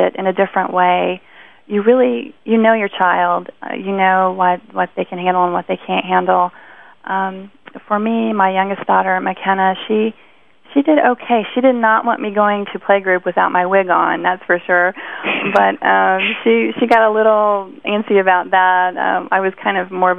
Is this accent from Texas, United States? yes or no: no; Indianapolis, Indiana, United States; I was living in Indianapolis at the time. That's my hometown